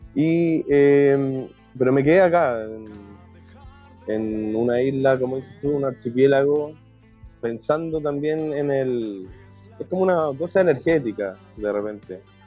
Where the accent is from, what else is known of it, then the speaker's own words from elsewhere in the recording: Puerto Varas, Los Lagos, Chile; moved away as an adult; now in Chiloé, Chile; yo vengo de una ciudad lacustre, eh, de Puerto Varas, que es bastante pequeña